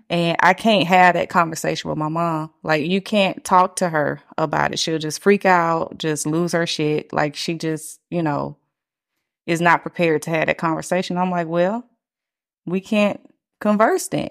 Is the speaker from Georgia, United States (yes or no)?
yes; Atlanta, Georgia, United States; I'm from Atlanta